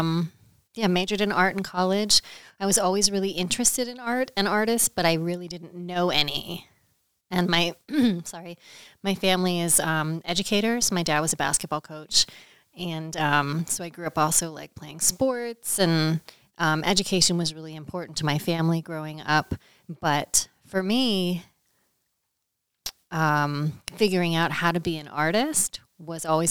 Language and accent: English; Westminster, Maryland, United States; I grew up in Maryland. I'm from Westminster, Maryland, which is about an hour north of Baltimore, out in Carroll County